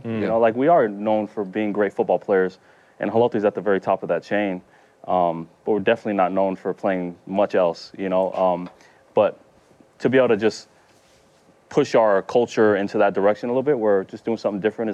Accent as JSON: {"language": "English", "region": "Utah", "country": "United States", "tie": "born or raised there", "said": "my brother and I were playing golf growing up in Utah"}